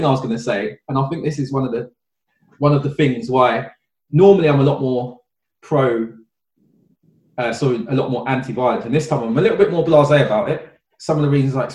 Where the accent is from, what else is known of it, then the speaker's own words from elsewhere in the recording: United Kingdom; as a British black person, I know my family's from St. Kitts and Jamaica